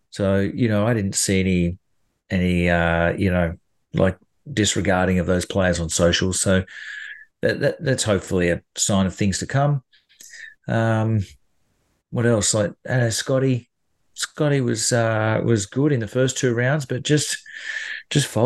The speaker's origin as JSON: {"language": "English", "country": "Australia", "said": "And who wouldn't you take that opportunity to do it as a, as an Australian player?"}